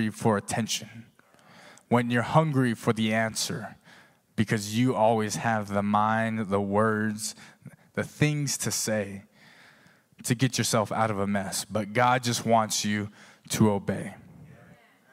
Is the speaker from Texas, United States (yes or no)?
yes; Texas, United States; moved away; I'm from Texas